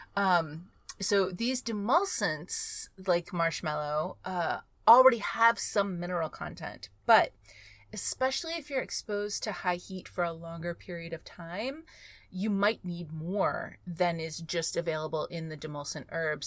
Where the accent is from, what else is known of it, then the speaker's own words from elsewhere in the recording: Texas, United States; I grew up in Texas